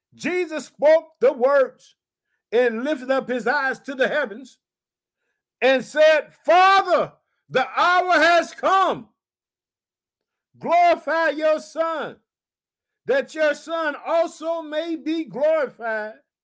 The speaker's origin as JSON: {"language": "English", "region": "Illinois", "country": "United States"}